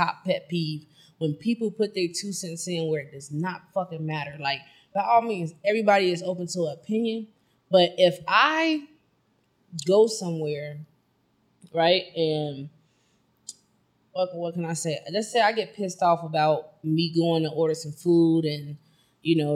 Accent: Chicago, Illinois, United States; I am from Chicago

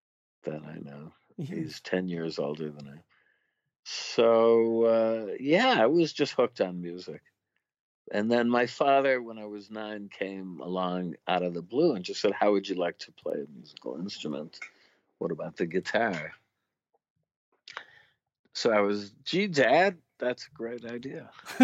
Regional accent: Syracuse, New York, United States; moved away; Syracuse, New York, which is about 6 hours north of Manhattan.

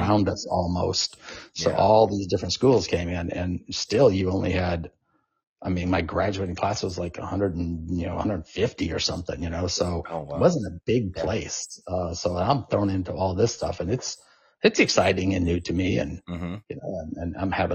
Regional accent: Arizona, United States; moved away; I'm from Arizona.

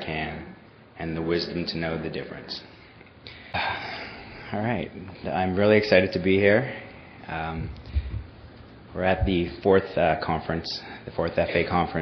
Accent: Toronto, Ontario, Canada; moved away; I grew up in Toronto, Canada

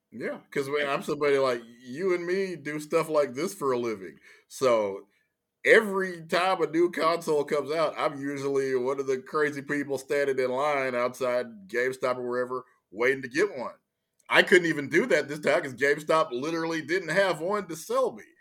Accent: Louisiana, United States; moved away; also born or lived in Texas; I was from Louisiana, I was born in, it, it, they've changed the name since, but I was born at Confederate Memorial Hospital

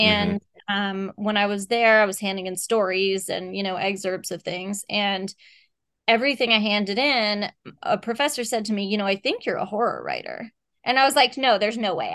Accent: Texas, United States; moved away; I grew up in Texas

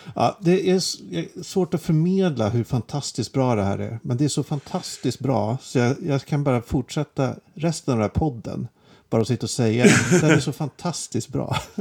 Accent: Järfälla, Stockholm County, Sweden; Jag kommer ju inte från Stockholm egentligen. Jag kommer från Jakobsberg

